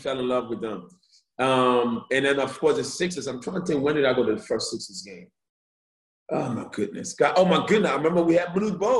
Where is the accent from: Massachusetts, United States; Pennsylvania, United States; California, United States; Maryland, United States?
Pennsylvania, United States; Philadelphia; Of course, growing up in Southwest Philly, which was not Upper Darby, it wasn't Yaden, it wasn't Sharon Hill, you know. Up Southwest was the hood, you know, so it made you tough.